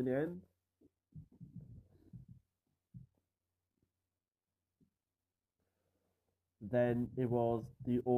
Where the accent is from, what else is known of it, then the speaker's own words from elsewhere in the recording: Caerphilly, Wales, United Kingdom; I'm from Caerphilly, Wales